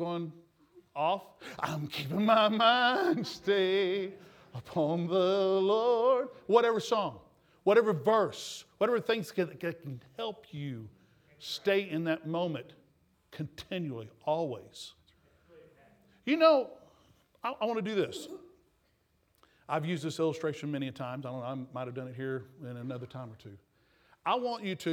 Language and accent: English; Texas, United States; accent: Texas; my Texas accent